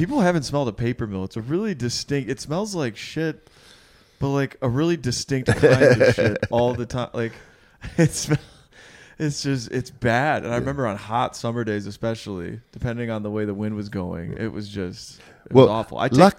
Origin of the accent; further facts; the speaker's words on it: Midwest, United States; You know I'm Midwest.